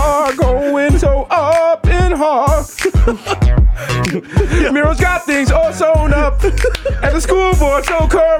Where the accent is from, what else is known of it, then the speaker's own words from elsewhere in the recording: New York, United States; I was raised in New York, Yankee fan. Mm-hmm. My parents raised me like a New York Yankee fan.